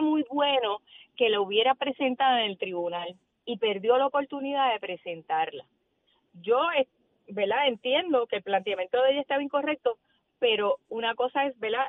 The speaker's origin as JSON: {"language": "Spanish", "town": "Yauco", "country": "Puerto Rico", "tie": "born or raised there", "said": "vengo de, de un pueblo, yo vengo de Yauco, donde los vecinos todos éramos eh, familia"}